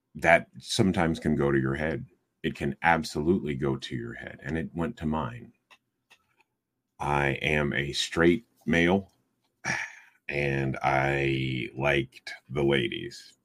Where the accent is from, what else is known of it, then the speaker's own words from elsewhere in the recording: Iowa City, Iowa, United States; This is my hometown, and almost anything that I might do would get back to my mother or my siblings